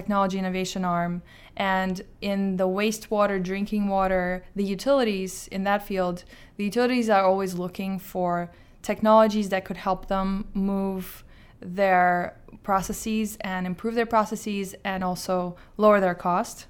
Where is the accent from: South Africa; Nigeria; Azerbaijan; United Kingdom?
Azerbaijan; moved away; I'm from Azerbaijan